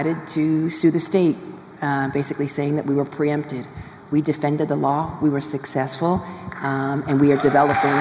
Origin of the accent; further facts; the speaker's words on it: New York City, New York, United States; from Brooklyn